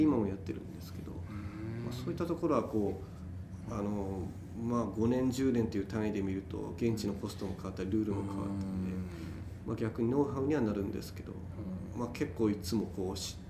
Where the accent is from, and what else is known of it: Fukuoka, Japan; born or raised there